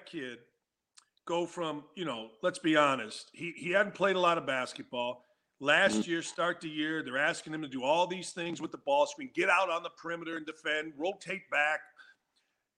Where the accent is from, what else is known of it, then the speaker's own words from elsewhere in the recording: Gary, Indiana, United States; I grew up in Gary, Indiana, northwest corner